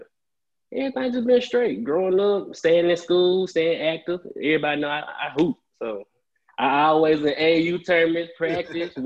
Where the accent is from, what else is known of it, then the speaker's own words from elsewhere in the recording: Memphis, Tennessee, United States; I'm from Memphis, Black Haven, be exact.